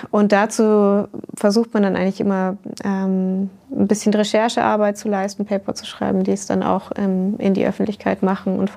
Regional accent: Germany; moved away; Ich komme ja ursprünglich aus Deutschland. Ich vermisse es auch ab und zu, aber die deutsche akademische Landschaft ist äh, nicht immer ganz so einfach zu navigieren.

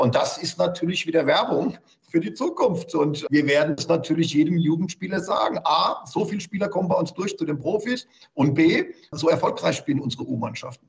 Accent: Mainz, Rhineland-Palatinate, Germany; das ist meine Heimatstadt, wo ich geboren bin

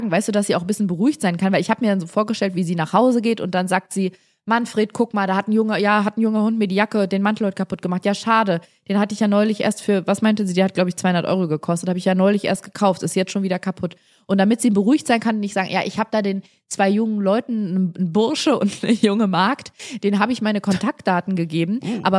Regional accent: Bavaria, Germany; wir sprechen so lustig, so lebensbejahend, wir sind so äh, frohe Natur, das ist so schön hier bei uns in Bayern

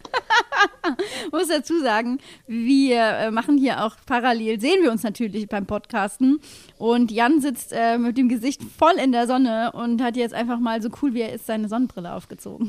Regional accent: near Koblenz, Rhineland-Palatinate, Germany; ich bin ja in der Nähe von Koblenz aufgewachsen

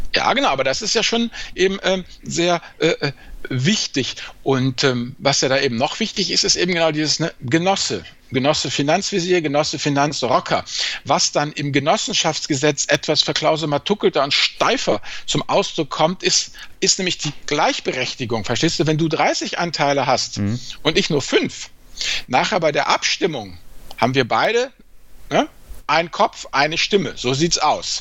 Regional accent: area near Neuwied, Rhineland-Palatinate, Germany; wo ich auch aufgewachsen bin, ein bisschen weiter südlicher bei Neuwied

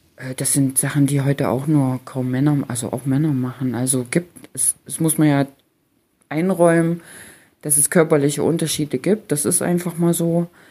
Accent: Germany; selbst stamme ja aus der Region Halle-Leipzig.

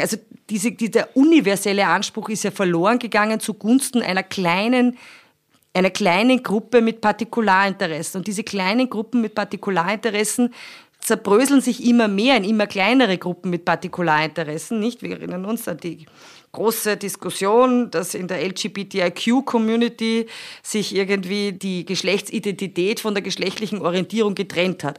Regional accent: Austria; bei uns in Österreich

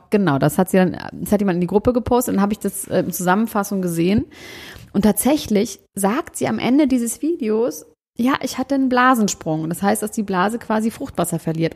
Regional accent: Germany; ich bin Deutscher

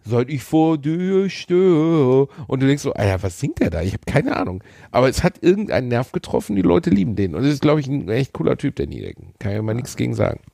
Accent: Germany; bei uns in Deutschland

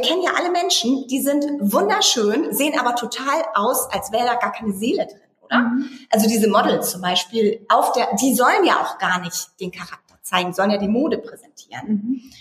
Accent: Eckernförde, Schleswig-Holstein, Germany; now in Berlin, Germany; Ich komme ja auch eigentlich aus dem Norden, aus Eckernförde, aus einer Kleinstadt.

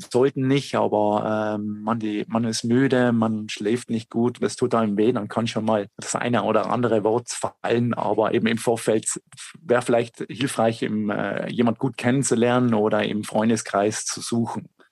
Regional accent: South Tyrol, Trentino-Alto Adige, Italy; bei uns in Südtirol

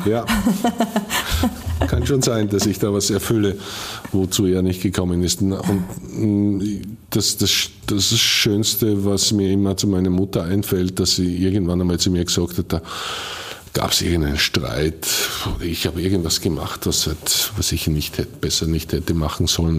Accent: Bad Goisern, Upper Austria, Austria; ich komme aus Geusern und ich, ich äh, weiß, von welchen Eltern und Großeltern ich abstamme.

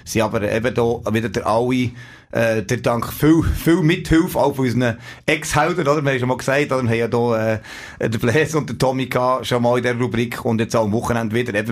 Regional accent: Switzerland; dort halt wirklich die Distanzen viel, viel, viel größer sind als bei uns in der Schweiz. Das ist schon faszinierend.

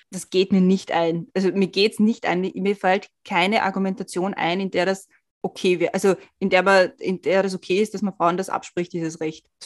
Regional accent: Switzerland; als Schweizerin bist du auch irgendwie, hast du halt auch irgendwie einen anderen Hintergrund als nur Deutsche

